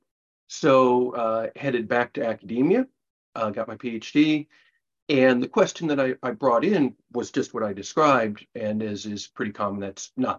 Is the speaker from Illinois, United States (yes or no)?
yes; Central Illinois, United States; moved away as an adult; also born or lived in Indiana / Japan; now in Melbourne, Australia; Central Illinois in the U.S. So in a little farm town of about 5,000 people.